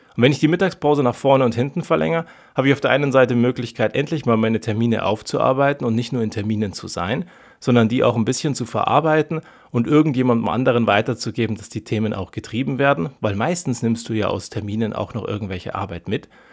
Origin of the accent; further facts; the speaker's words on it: Germany; wir ernähren uns dazu am Ende falsch als Deutsche